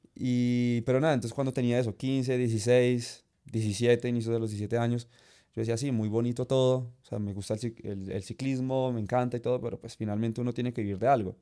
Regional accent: Zipaquirá, Cundinamarca, Colombia; soy de Zipaquirá

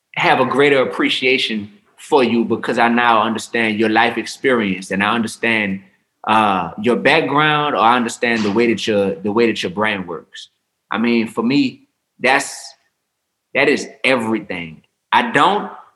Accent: New Orleans, Louisiana, United States; I come from New Orleans, Louisiana, which is a big melting pot

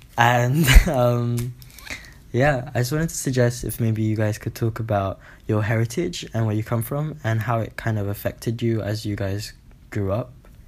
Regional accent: Philippines; I'm 17 and I'm from the Philippines.

